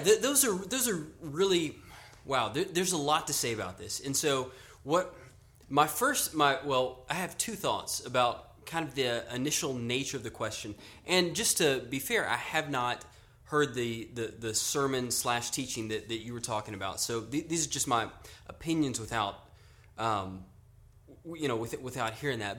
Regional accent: Louisiana, United States; now in Austin, United States; I grew up in Louisiana

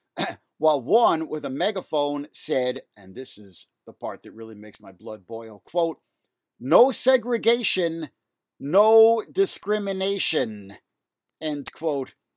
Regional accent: New York City, New York, United States; Elmhurst Hospital in Jackson Heights, Queens, where I grew up here in New York City

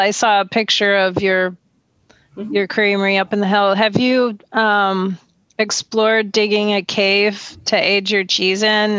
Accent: Minneapolis, Minnesota, United States; moved away; they have the sandstone caves in the Twin Cities where they still, I think, store cheeses and stuff. That's where I grew up in Minnesota.

